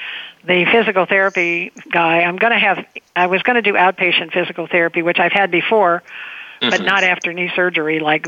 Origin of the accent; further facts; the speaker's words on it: Cincinnati, Ohio, United States; I was raised in Cincinnati, Ohio